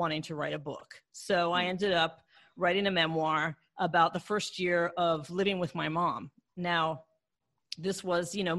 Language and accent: English; Maryland, United States; moved away as an adult; also born or lived in Washington, D.C. / Los Angeles; I grew up in Maryland, and I was born in DC, and I grew up in Maryland what I would call the lily white suburbs.